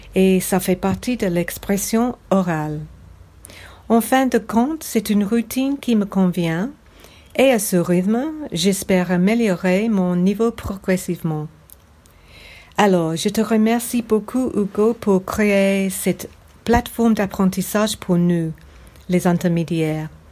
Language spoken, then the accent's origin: French; England, United Kingdom; French is a second language; now in Sydney, Australia; Quand j'étais jeune, j'habitais en Angleterre